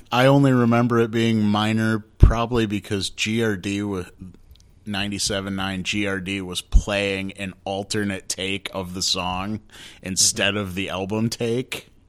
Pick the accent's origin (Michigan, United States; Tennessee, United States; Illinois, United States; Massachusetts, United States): Michigan, United States; Grand Rapids; my hometown here in Grand Rapids